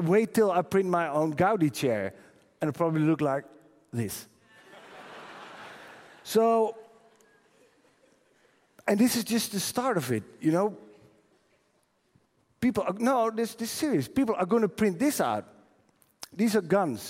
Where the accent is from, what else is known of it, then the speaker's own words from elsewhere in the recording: Netherlands; I'm from the Netherlands